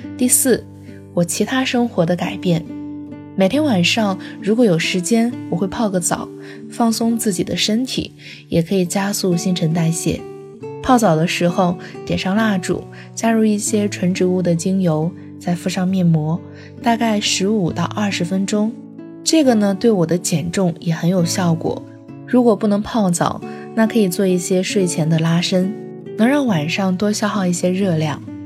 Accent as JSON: {"language": "Chinese", "region": "southern China", "country": "China", "said": "我作为一个南方人，还是很喜欢米饭的"}